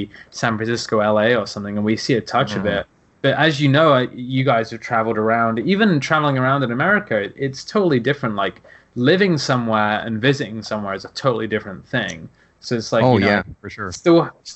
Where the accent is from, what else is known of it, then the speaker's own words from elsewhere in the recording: England, United Kingdom; moved away as an adult; now in United States; as an English person, we get grouped in with Americans